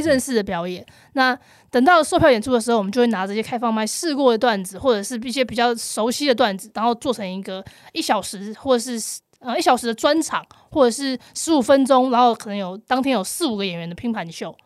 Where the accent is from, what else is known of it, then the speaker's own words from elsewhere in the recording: Taipei, Taiwan; 我是台北人，我不用付房租